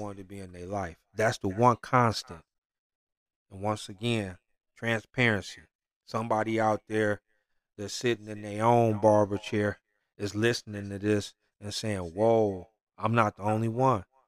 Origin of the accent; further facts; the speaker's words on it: Detroit, Michigan, United States; I'm from Detroit